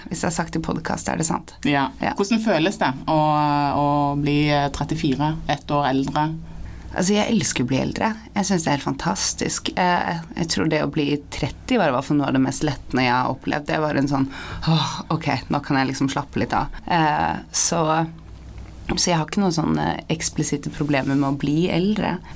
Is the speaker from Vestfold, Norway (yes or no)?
yes; Sandefjord, Vestfold, Norway; also born or lived in Bodø; Jeg er også oppvokst i Sandefjord, og, og der kan det jo være